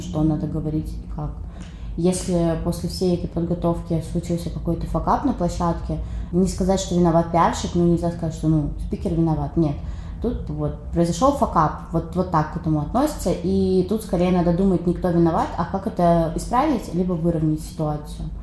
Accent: Khabarovsk, Khabarovsk Krai, Russia; moved away as an adult; now in Saint Petersburg, Russia; я из Хабаровска, например, Дальний Восток

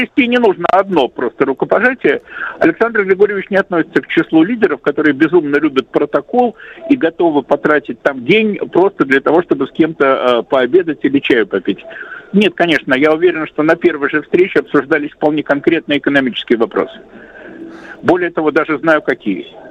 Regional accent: Saint Petersburg, Russia; Санкт-Петербурга, моего родного города

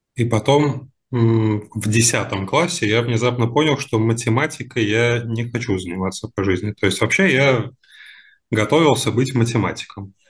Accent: Moscow Oblast, Russia; moved away; also born or lived in Saint Petersburg; я из Подмосковья в Питере жил все это время

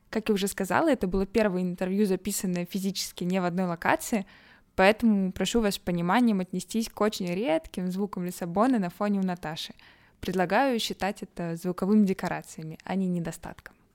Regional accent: Irkutsk, Irkutsk Oblast, Russia; moved away as an adult; also born or lived in Moscow, Russia / Belgrade, Serbia; now in Lisbon, Portugal; Да, я переехала из Иркутска в Высшую школу экономики.

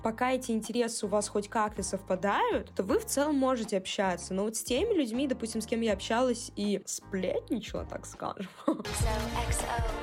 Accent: Cherepovets, Vologda Oblast, Russia; now in Saint Petersburg, Russia; когда уехала из Череповца, первое время я общалась с череповецкими ребятами, просто те, кто поехал со мной в Питер

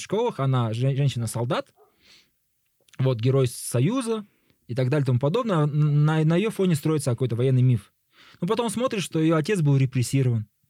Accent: Kazakhstan

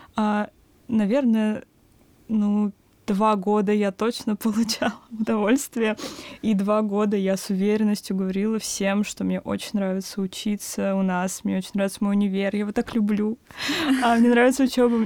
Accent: Kaluga, Kaluga Oblast, Russia; moved away as an adult; now in Moscow, Russia; я, мои друзья из Калуги, мы изначально поступали в универы с мыслью, что, ну, перебраться в Москву

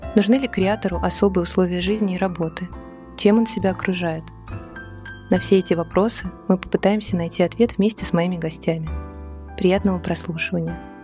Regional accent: Moscow, Russia; мы даже выросли в одном районе на Миусах

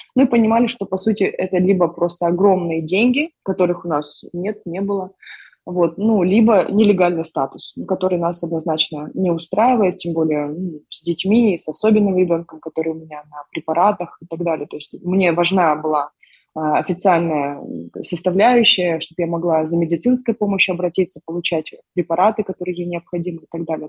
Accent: Almaty, Kazakhstan; moved away as an adult; now in Toronto, Canada; мы сами из Казахстана, из города Алматы

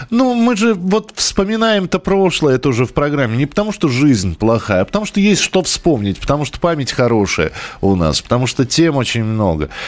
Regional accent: Saransk, Mordovia, Russia; Но я из Саранска, а она из Нижнего Новгорода.

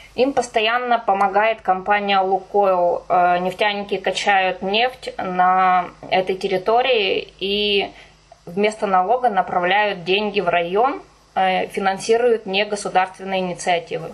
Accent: Kirov Oblast, Russia; moved away; я сама из деревни, я родилась и выросла в Кировской области

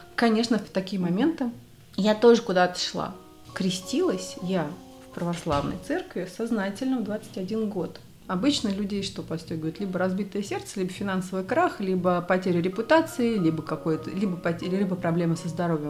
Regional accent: Moscow, Russia; moved away; also born or lived in Argentina; я из Москвы

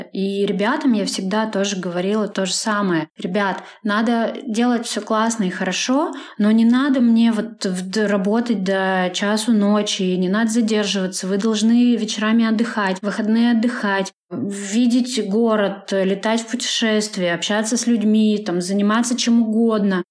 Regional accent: Klinovskoye, Sverdlovsk Oblast, Russia; now in Yekaterinburg, Russia; Я не из Екатеринбурга, я родилась в деревне. Точнее, это село Клиновское, находится в Свердловской области, в 130 километрах от Екатеринбурга.

